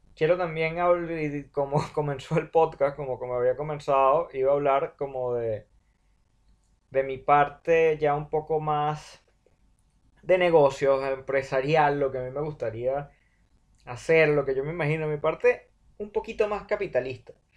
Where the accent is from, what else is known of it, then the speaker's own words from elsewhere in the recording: Venezuela; Nosotros como venezolanos